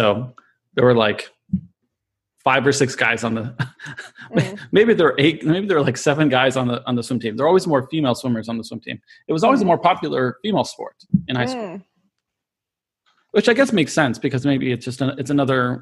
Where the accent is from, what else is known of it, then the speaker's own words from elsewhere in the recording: Midwest, United States; We grew up in the Midwest, so most pools were indoor